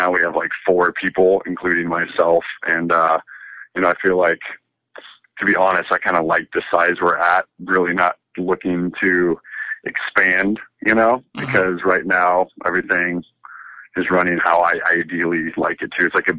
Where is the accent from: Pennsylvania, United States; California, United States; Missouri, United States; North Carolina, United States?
California, United States; also born or lived in Riverside; The upbringing was, grew up in Southern California. I was born in Riverside, lived there for like a year while my dad was in residency. Then we moved to Scripps Ranch outside of San Diego for a few years.